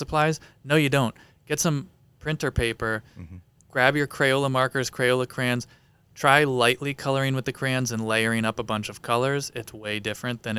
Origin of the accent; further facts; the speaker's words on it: Eastern Pennsylvania, United States; I grew up in Eastern Pennsylvania